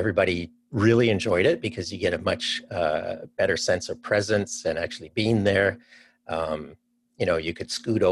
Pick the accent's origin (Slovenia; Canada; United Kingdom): Canada; moved away as an adult; also born or lived in Cleveland, Ohio; now in Seattle, United States; I'm actually from Canada